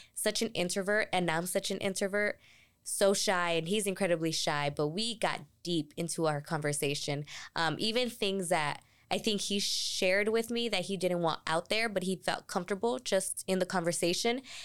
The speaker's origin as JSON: {"language": "English", "town": "Tucson", "region": "Arizona", "country": "United States", "tie": "born or raised there", "said": "I'm from Tucson, born and raised"}